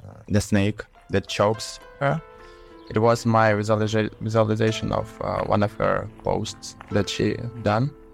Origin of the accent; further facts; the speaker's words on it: Ukraine; I'm an artist from Ukraine